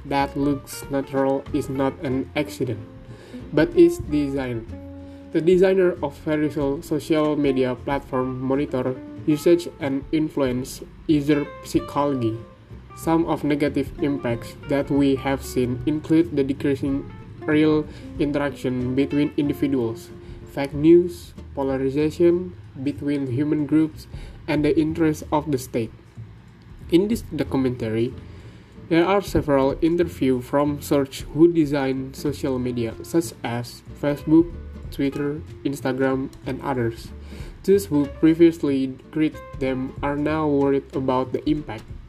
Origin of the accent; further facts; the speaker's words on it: South Tangerang, Banten, Indonesia; I grew up in South Tangerang